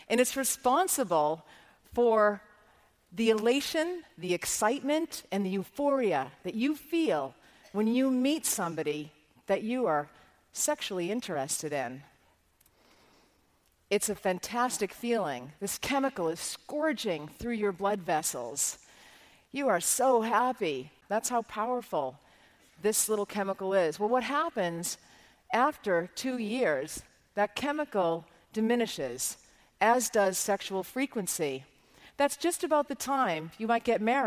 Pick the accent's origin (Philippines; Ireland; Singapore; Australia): Ireland; as an Irish Catholic girl